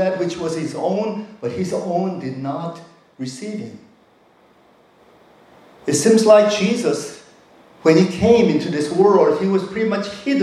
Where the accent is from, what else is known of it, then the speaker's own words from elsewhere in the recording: North Carolina, United States; now in South Korea; I grew up in the East Coast in North Carolina